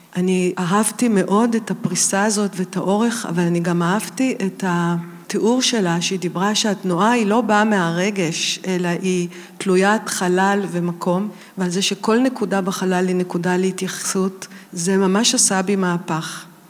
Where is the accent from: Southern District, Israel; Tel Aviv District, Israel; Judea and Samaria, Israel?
Tel Aviv District, Israel; Tel Aviv; אני גדלתי בתל אביב